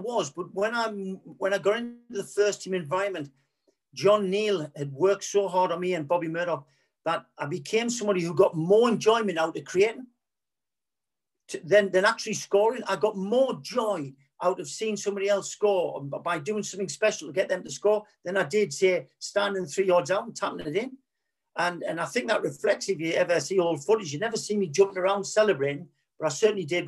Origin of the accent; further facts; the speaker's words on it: Gateshead, North East England, United Kingdom; I was only from Gateshead